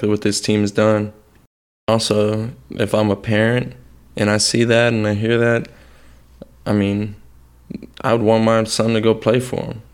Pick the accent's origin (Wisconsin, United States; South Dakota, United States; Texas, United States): Texas, United States; Houston; moved away as an adult; now in Miami, United States; I'm not from Miami. I'm from Houston, Texas.